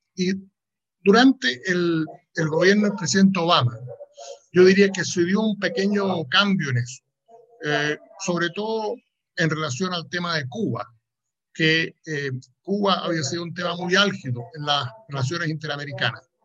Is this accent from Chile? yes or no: yes; Chile; mi propio país, en, en Chile